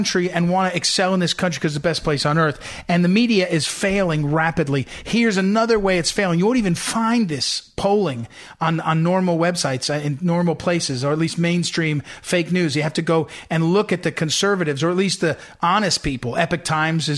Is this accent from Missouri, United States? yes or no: yes; St. Louis, Missouri, United States; moved away as an adult; now in Washington, D.C. area, United States; I consider St. Louis my hometown.